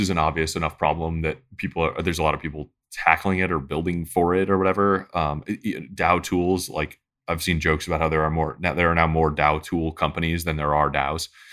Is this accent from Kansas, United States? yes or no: no; Detroit, Michigan, United States; I grew up in Detroit